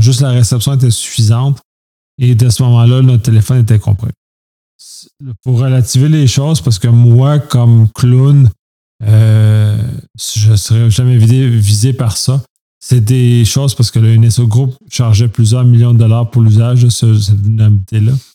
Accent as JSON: {"language": "French", "country": "Canada", "said": "en tant que Canadien"}